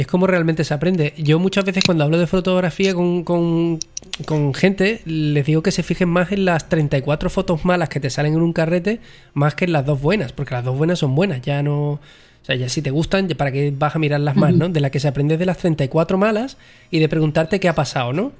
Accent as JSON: {"language": "Spanish", "town": "Jerez de la Frontera", "region": "Andalusia", "country": "Spain", "said": "Yo soy de Jerez"}